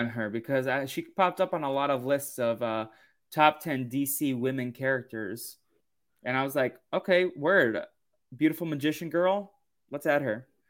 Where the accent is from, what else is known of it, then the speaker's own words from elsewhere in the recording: East Coast, United States; now in California, United States; I grew up on the East Coast